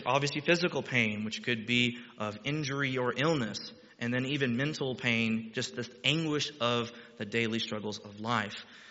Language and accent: English; Texas, United States; moved away as an adult; now in Ohio, United States; I'm Texan